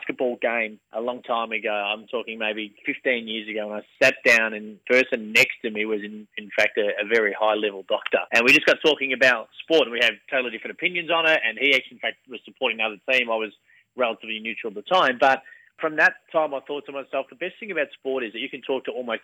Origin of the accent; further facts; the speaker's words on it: Bacchus Marsh, Victoria, Australia; where I grew up in Bacchus Marsh in the west of Melbourne